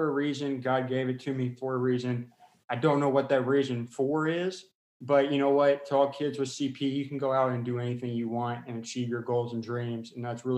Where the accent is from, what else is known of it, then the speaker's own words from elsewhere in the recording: Round Rock, Texas, United States; I was born in Round Rock, Austin area